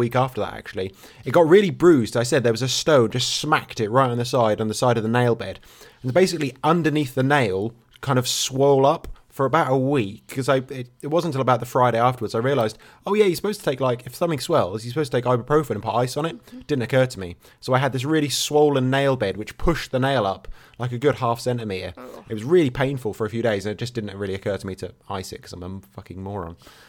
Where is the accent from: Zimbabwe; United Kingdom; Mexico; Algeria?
United Kingdom; England; I'm English